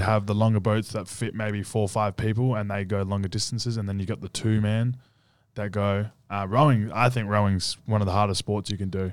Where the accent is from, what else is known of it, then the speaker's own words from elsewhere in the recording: Australia; now in United States; me as an Australian in U S